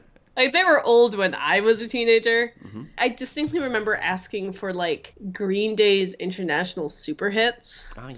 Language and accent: English; Minneapolis, Minnesota, United States; now in Durham, United States; I grew up in Minneapolis, Minnesota.